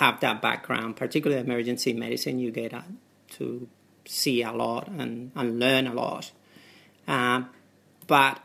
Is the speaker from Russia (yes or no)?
no; Spain; English is a second language; moved away as an adult; also born or lived in United Kingdom; now in Australia; I'm originally from Spain and I came to Australia in 99. I graduated in Spain in my medical school at the University of Seville